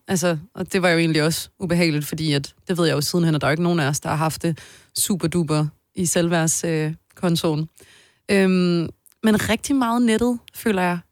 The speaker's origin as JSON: {"language": "Danish", "town": "Odense", "region": "Southern Denmark", "country": "Denmark", "moved": "yes", "lives_now": "Copenhagen, Denmark", "said": "jeg er fra Odense og flyttede til København lige så snart jeg kunne"}